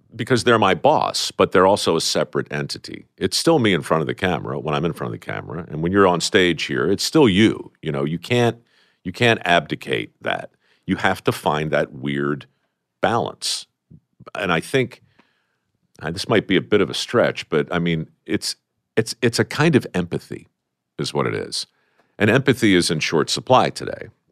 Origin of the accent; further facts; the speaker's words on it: Baltimore, Maryland, United States; I grew up in Baltimore